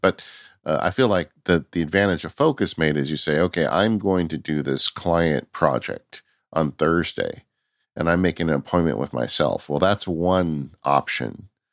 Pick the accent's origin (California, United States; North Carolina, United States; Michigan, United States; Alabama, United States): California, United States; I'm from California